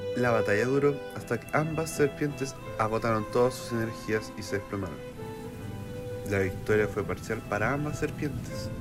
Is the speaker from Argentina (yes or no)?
no; Chile; nuestro país